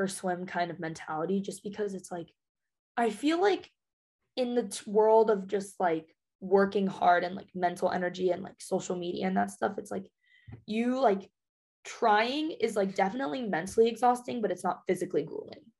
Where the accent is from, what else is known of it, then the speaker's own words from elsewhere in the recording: Las Vegas, Nevada, United States; moved away as an adult; Born and raised in Vegas.